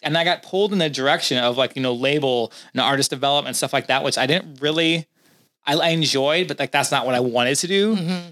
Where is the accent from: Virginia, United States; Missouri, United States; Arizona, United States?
Missouri, United States; St. Louis; moved away as an adult; I'm from St. Louis.